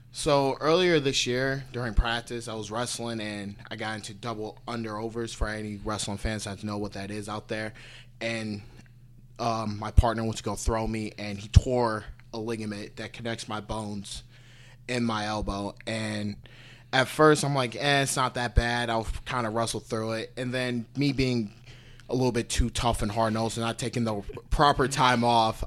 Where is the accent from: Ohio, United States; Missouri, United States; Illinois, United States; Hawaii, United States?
Ohio, United States; Parma; moved away; I grew up in a suburb called Parma.